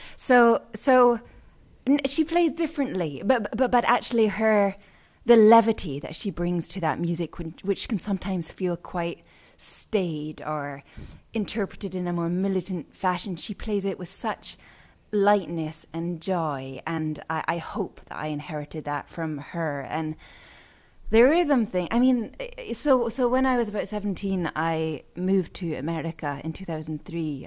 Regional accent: Edinburgh, Scotland, United Kingdom; moved away; I'm from Edinburgh, Scotland

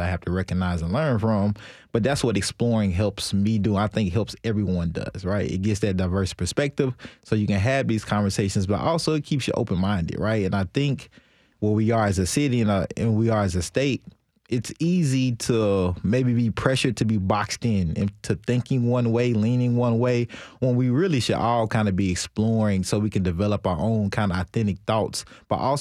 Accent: Nashville, Tennessee, United States; also born or lived in China; This is Nashville. I'm from Nashville

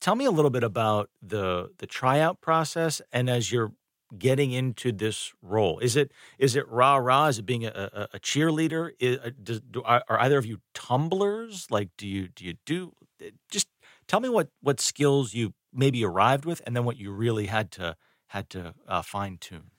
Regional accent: Northeast, United States; now in North Carolina, United States; I did not grow up around here. I grew up in the Northeast

